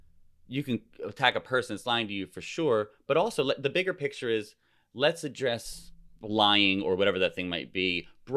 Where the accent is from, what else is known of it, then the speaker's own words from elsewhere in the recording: New Jersey, United States; I'm from New Jersey.